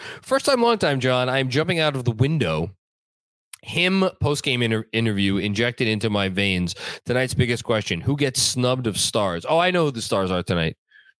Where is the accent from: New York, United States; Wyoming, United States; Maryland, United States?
New York, United States; New York City; accent: Staten Island; I will never be able to get my Staten Island accent to die down.